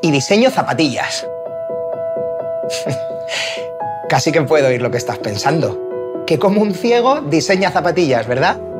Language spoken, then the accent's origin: Spanish; Santa Cruz de Tenerife, Canary Islands, Spain; yo eh, soy canario, soy nacido en Santa Cruz de Tenerife.